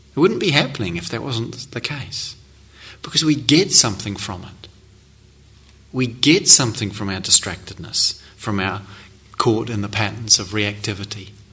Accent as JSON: {"language": "English", "country": "New Zealand", "said": "I come from New Zealand"}